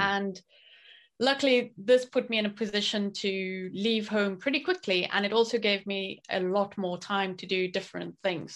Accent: South Africa; moved away as an adult; also born or lived in France / Japan; growing up in South Africa

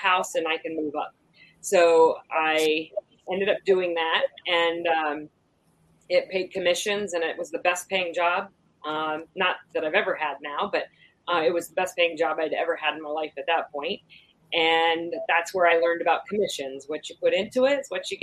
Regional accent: Wasilla, Alaska, United States; I grew up in Alaska. I grew up in Wasilla, Alaska.

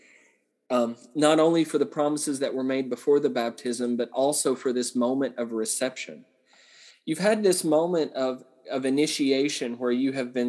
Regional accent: Southern Appalachia, United States; I grew up in Southern Appalachia

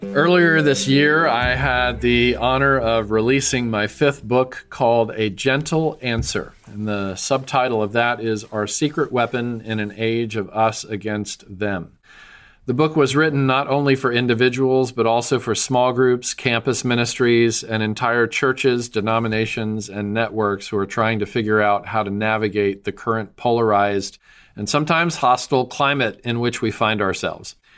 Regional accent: Nashville, Tennessee, United States; my hometown of Nashville

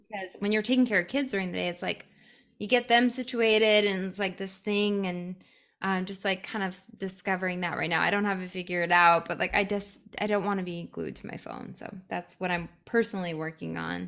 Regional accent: Arizona, United States; also born or lived in Santa Monica; I grew up in Arizona.

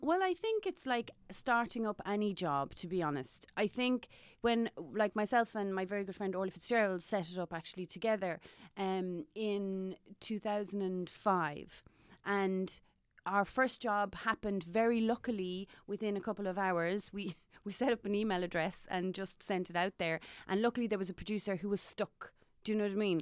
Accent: Johannesburg, Gauteng, South Africa; also born or lived in Maynooth, Kildare, Ireland / Cork, Ireland; now in Dublin, Ireland; growing up in South Africa

